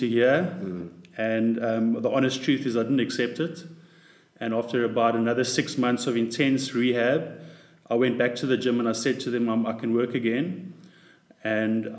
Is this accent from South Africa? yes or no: yes; Pretoria, Gauteng, South Africa; I grew up in Pretoria